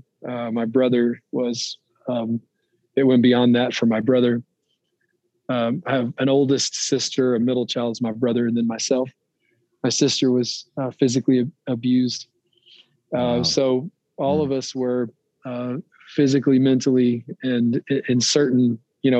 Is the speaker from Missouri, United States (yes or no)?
no; Rayville, Louisiana, United States; now in Loveland, United States; I live in Loveland, Colorado now, but I'm originally from Northeast Louisiana, a little town called Rayville